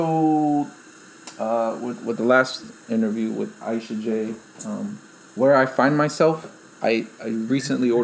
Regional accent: Chicago, Illinois, United States; moved away as an adult; it's my hometown

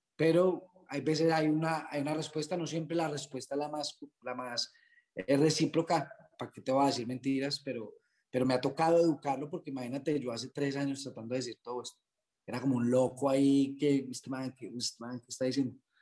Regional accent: Quindío, Colombia; soy del Quindío, donde pues es una región campesina.

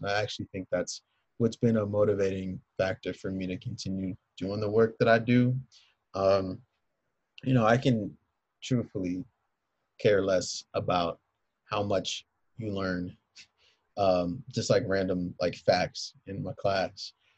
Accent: Philadelphia, Pennsylvania, United States; now in Evanston, United States; I'm a Philadelphian.

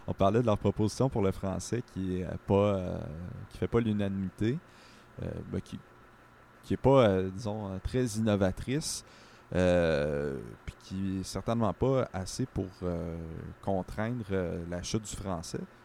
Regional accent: Sherbrooke, Quebec, Canada; now in Montreal, Canada; moi je viens de Sherbrooke, les gens allaient au cégep à Bishop

